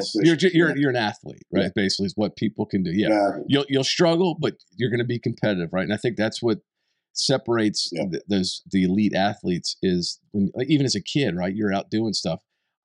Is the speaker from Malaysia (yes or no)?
no; East Coast, United States; Where I grew up in the East Coast, so we had different seasons.